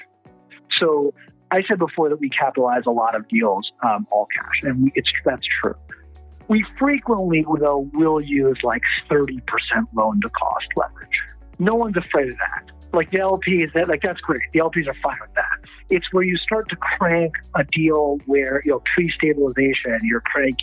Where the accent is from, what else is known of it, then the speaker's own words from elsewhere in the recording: East Coast, United States; moved away as an adult; also born or lived in London; now in Los Angeles, United States; I grew up on the East Coast